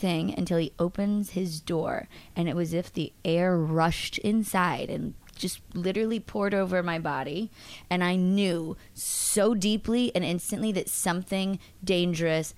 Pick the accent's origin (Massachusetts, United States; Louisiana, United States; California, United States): Massachusetts, United States; I'm from Massachusetts